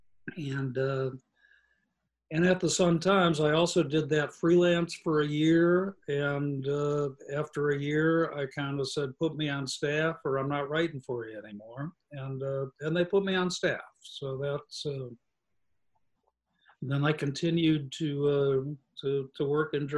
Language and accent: English; Chicago, Illinois, United States; now in Iowa City, United States; When I was growing up in Chicago